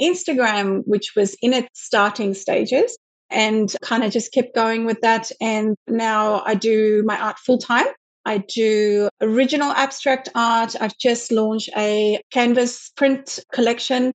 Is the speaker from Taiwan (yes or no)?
no; South Africa; moved away as an adult; now in Sydney, Australia; I grew up in South Africa